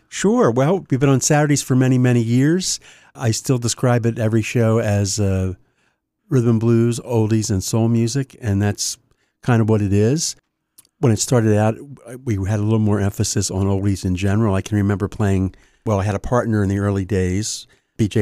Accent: Wilmington, Delaware, United States; born and raised in Wilmington, actually, to get specific, uh, out near Newport

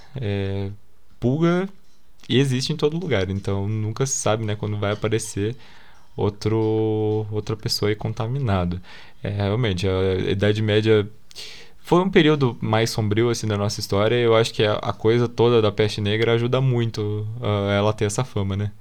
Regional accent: Brazil; a gente é brasileiro

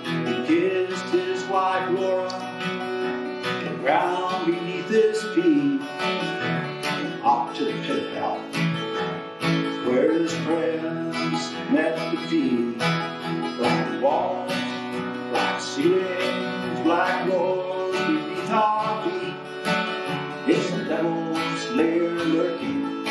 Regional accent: Springhill, Nova Scotia, Canada; I grew up in Spring, Nova Scotia

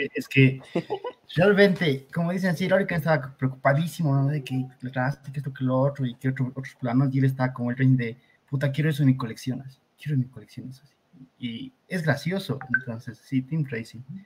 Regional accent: Bolivia; yo soy de Bolivia

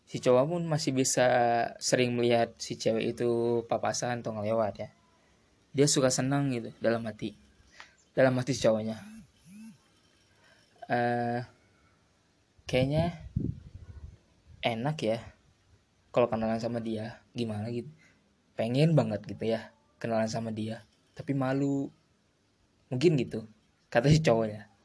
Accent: Purwakarta, West Java, Indonesia; Aku berasal dari Purwakarta Kabupaten yang memiliki wisata alam Dan juga terletak berada di tengah-tengah antara kota Jakarta dan Bandung

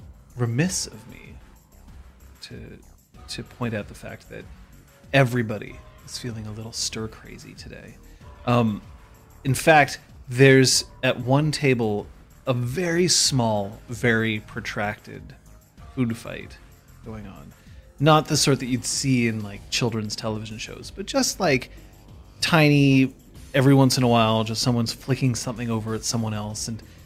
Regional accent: Vancouver, British Columbia, Canada; I'm from Vancouver.

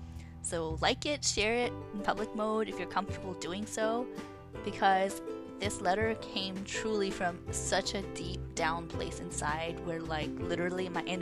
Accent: Montreal, Quebec, Canada; also born or lived in Pakistan / United States; I'm a Pakistani-born Canadian, a Montrealer, and feel such a strong connection to you.

